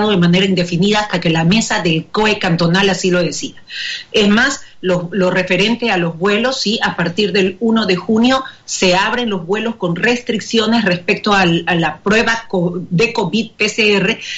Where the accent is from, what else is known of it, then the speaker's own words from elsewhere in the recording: Guayaquil, Guayas, Ecuador; nosotros como guayaquileños